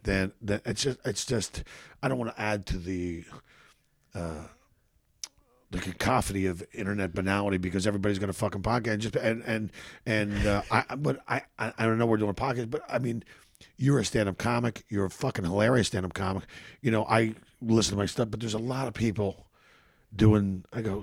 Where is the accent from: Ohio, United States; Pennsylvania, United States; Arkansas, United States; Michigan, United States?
Pennsylvania, United States; Philadelphia; moved away as an adult; now in Los Angeles, United States; I grew up in Philadelphia, which is a fucking really tough fucking city